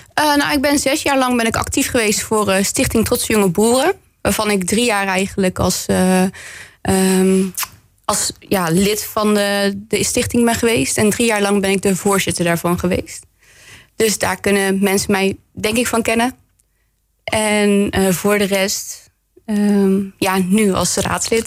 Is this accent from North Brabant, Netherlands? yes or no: yes; Bergen op Zoom, North Brabant, Netherlands; moved away as an adult; now in Roosendaal, Netherlands; ik ben geboren en getogen in Berg op